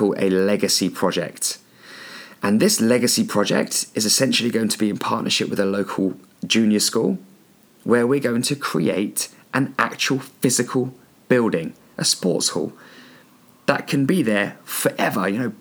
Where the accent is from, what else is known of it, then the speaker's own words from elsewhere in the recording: Andover, South East England, United Kingdom; also born or lived in New Zealand; Andover. That's where I live. That's my hometown.